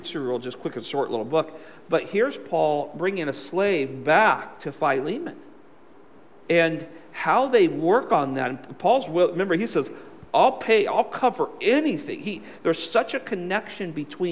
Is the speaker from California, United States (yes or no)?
yes; California, United States; moved away; I'm from California